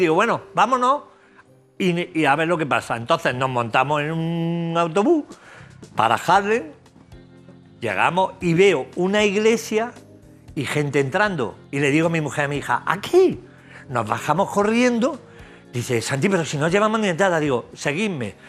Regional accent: Jaén, Andalusia, Spain; De Jaén, aceituna de cornezuelo de Jaén. Eh, de mi tierra

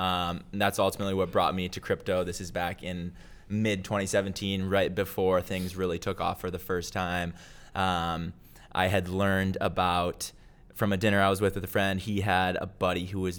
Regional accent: Minneapolis, Minnesota, United States; So I am originally from Minneapolis, Minnesota. Okay. So grew up there and then went to school at the University of Wisconsin

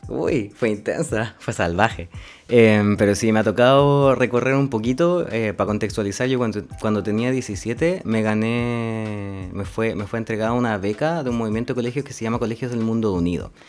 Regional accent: Linares, Maule, Chile; now in Valdivia, Chile; soy oriundo de Linares, nací en la ciudad de Linares, en la región del Maule

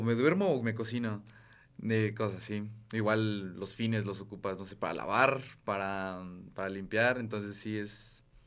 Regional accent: Querétaro, Mexico; moved away as an adult; now in Puebla, Mexico; yo soy de Querétaro, de la ciudad de Querétaro, ya llevo cuatro años aquí en la ciudad de Puebla

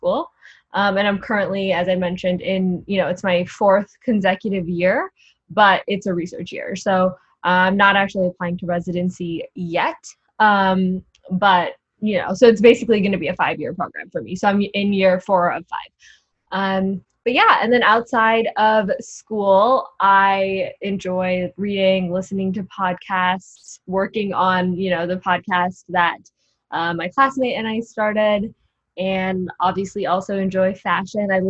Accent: Chicago, Illinois, United States; moved away as an adult; I was born and raised in Chicago. I grew up in the city, so like in the city of Chicago

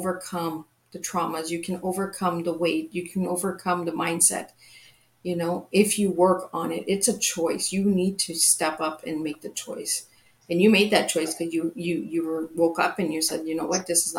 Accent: Canada; I'm from Canada

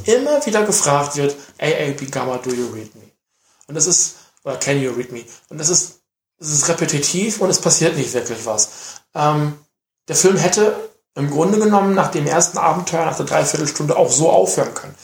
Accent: Germany; bei uns in Deutschland

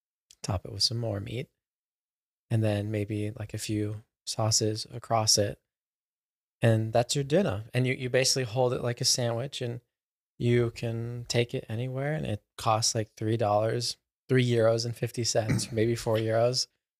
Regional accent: Texas, United States; Cause I was from Texas.

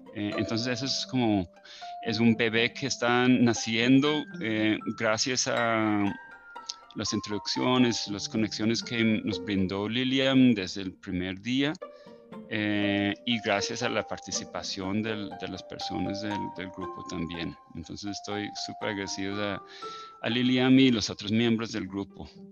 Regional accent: Ireland; now in Cali, Colombia; yo soy el único irlandés en Cali

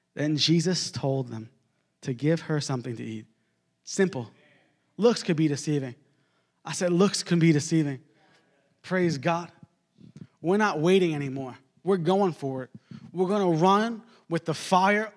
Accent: Long Island, New York, United States; I grew up in Long Island, New York

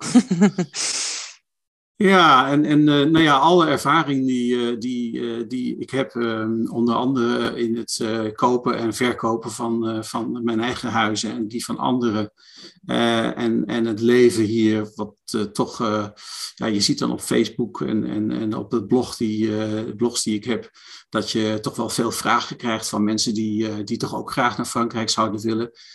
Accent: Netherlands; moved away as an adult; now in France; ik als Nederlander

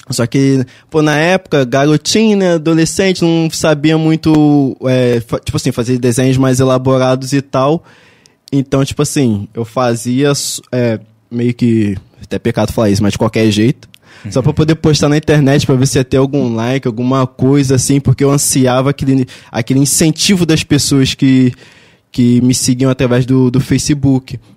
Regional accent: Barra do Piraí, Rio de Janeiro, Brazil; Sou daqui de Barra do Piraí mesmo.

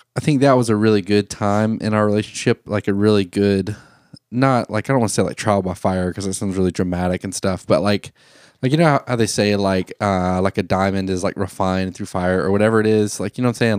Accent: Thomasville, Georgia, United States; I was in Thomasville, Georgia at the time. That's my hometown where I'm from. All my family's from there. I'm born and raised there

